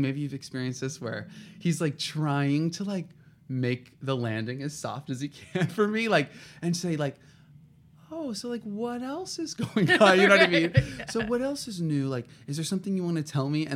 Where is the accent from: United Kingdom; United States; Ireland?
United States; Southern California; also born or lived in Paris, France; I'm from Southern California, went to UCLA